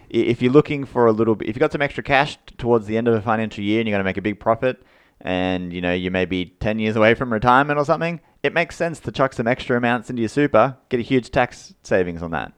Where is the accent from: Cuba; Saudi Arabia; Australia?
Australia; we're Australian